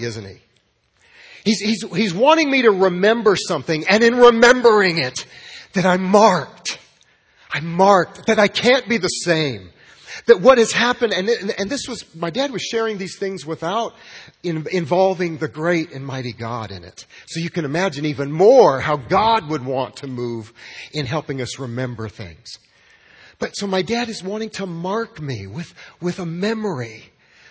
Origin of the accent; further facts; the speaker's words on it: Los Alamos, New Mexico, United States; also born or lived in New Orleans; now in Midland, United States; growing up in my hometown of Los Alamos, New Mexico